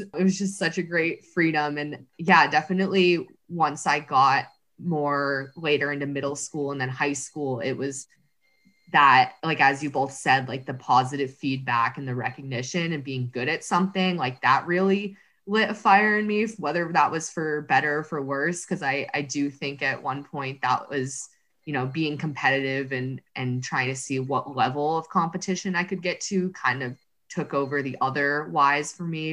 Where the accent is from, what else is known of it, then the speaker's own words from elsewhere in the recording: Dover, New Hampshire, United States; moved away as an adult; also born or lived in Massachusetts; now in Portland, United States; I grew up in New Hampshire, ran at Dover High